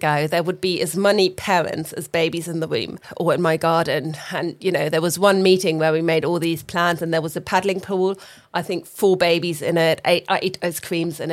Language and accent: English; Hamburg, Germany; moved away as an adult; now in London, United Kingdom; I was born in London. Born in London. Grown up in Germany and returned at 30